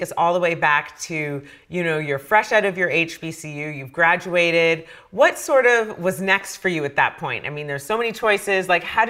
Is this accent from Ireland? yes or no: no; Canada; I grew up in Canada, so I feel like I really missed out on that.